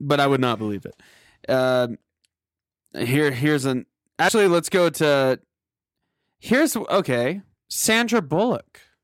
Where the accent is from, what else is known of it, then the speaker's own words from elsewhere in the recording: Tulsa, Oklahoma, United States; my hometown in Tulsa